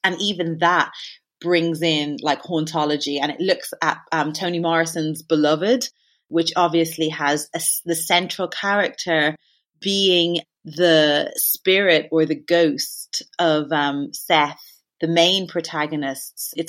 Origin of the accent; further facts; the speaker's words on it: Ireland; Like, I do think it's partially through being Irish and there being like a folklore that is very like present.